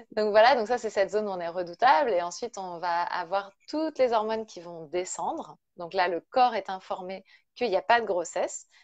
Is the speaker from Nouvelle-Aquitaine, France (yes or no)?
no; Brittany, France; je suis bretonne, hein, je suis à Rennes